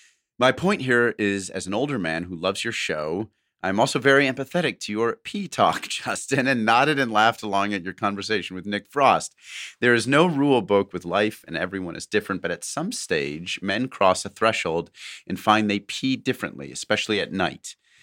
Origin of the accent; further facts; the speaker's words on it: New Zealand; now in Sydney, Australia; At present, I am in week 4 of an 8-week COVID lockdown in Western Sydney, Australia, but I'm originally from New Zealand.